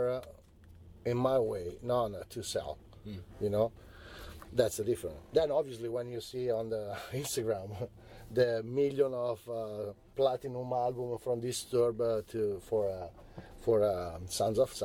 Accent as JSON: {"language": "English", "country": "Italy", "tie": "born or raised there", "said": "We grew up in Italy with the Japanese cartoons"}